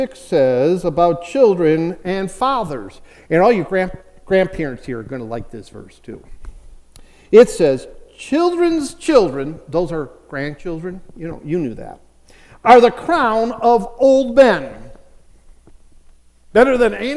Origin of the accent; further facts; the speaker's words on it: Chicago, Illinois, United States; I grew up in Chicago